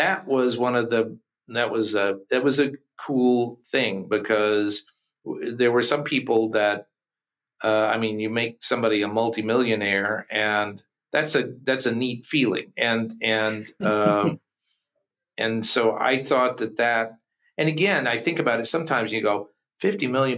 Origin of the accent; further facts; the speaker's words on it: Kentucky, United States; we're from Kentucky